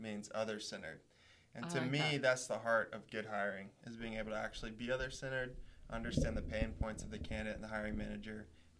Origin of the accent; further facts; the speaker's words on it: Tennessee, United States; I'm a feller from Tennessee.